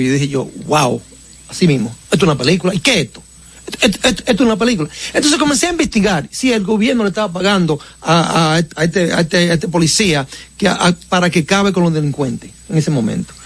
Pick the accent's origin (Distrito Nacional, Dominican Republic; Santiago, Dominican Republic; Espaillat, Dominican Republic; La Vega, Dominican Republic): Santiago, Dominican Republic; Baitoa; moved away; also born or lived in United States; yo estaba en vacaciones en mi pueblo de, de Baitoa